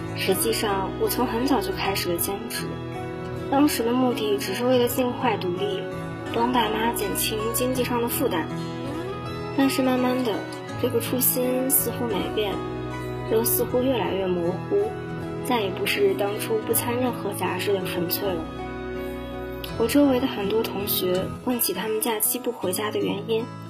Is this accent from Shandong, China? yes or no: no; Jinchang, Gansu, China; moved away as an adult; now in Nanjing, China; 来自甘肃金昌